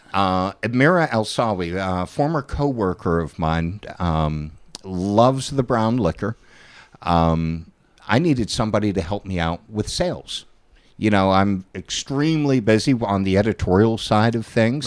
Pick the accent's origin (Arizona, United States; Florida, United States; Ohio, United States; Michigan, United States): Ohio, United States; Steubenville; I'm a Pollock from Steubenville